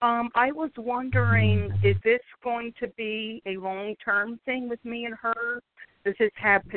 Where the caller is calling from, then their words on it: Philadelphia, Pennsylvania, United States; I'm calling from Philadelphia, PA.